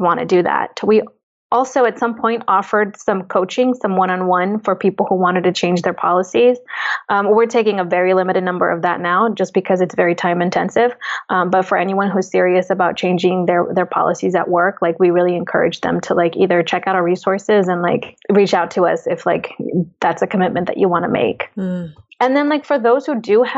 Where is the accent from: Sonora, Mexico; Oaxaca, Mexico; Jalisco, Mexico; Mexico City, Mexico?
Oaxaca, Mexico; I'm Oaxacan. I'm indigenous from Mexico.